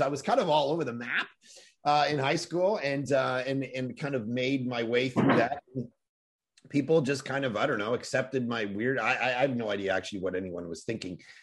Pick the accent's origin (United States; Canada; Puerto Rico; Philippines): Canada; Toronto, Ontario; middle of the winter, growing up in Toronto, snow, you know, a foot deep